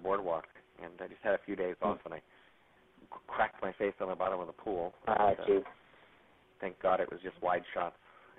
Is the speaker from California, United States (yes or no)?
yes; Malibu, California, United States; growing up in Malibu